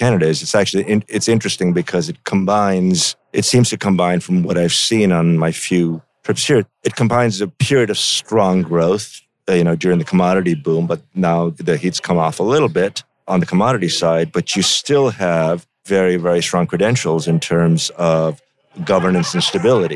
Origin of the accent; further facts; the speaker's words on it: India; now in United States; I grew up in India